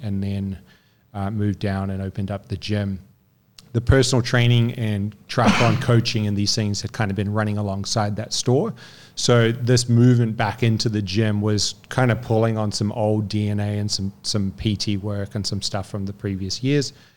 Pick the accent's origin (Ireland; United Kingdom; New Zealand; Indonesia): New Zealand; moved away; also born or lived in French Polynesia / Newcastle; raised in New Zealand.